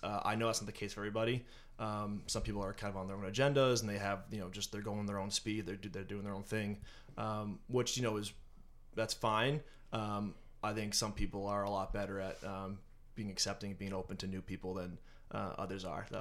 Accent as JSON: {"language": "English", "town": "North Andover", "region": "Massachusetts", "country": "United States", "tie": "born or raised there", "said": "born and raised in North Andover"}